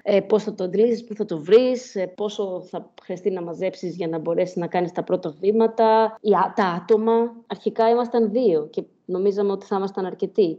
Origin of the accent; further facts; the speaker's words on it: Thessaloniki, Central Macedonia, Greece; moved away as an adult; also born or lived in Glasgow; Έφυγα από τη Θεσσαλονίκη για τη Γλασκόβη στα 18 μου